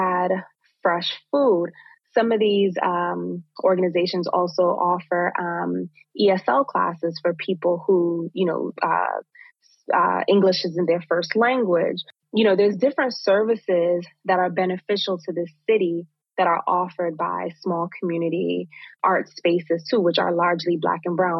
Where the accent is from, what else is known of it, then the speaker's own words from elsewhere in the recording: New York City, New York, United States; place where I was born and raised here in Brooklyn